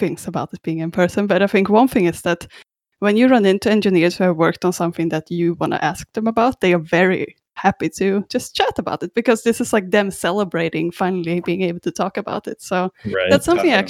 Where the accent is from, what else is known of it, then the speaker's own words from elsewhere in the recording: Sweden; also born or lived in Australia; now in Vancouver, Canada; I'm not actually from Canada, unfortunately. No, I'm from Sweden originally, and I actually lived in Australia a bit before this as well.